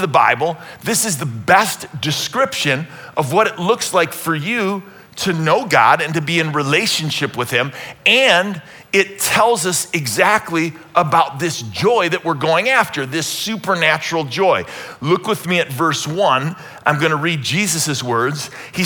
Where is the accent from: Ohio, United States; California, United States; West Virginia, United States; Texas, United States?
Ohio, United States; Cleveland; born or raised there